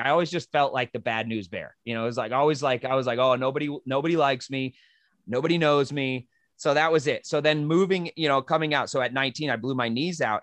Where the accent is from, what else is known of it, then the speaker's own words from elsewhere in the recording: New Mexico, United States; moved away as an adult; also born or lived in Western New York / Colorado; I came from New Mexico